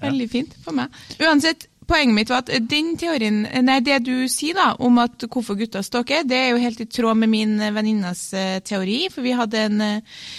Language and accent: Norwegian; Trøndelag, Norway; jeg er trønder